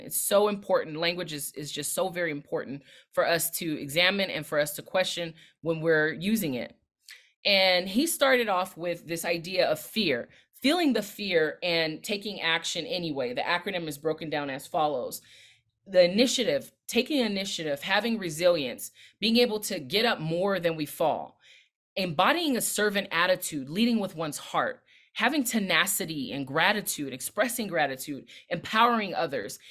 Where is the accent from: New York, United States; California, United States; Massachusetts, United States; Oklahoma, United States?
California, United States; Los Angeles County; also born or lived in Long Beach / Inglewood / Compton; now in Washington, D.C., United States; I'm based in the D C area now, but I'm originally from Southern California. I rep Long Beach Hard, where I was born, but I was raised in L A County with roots in Inglewood and Compton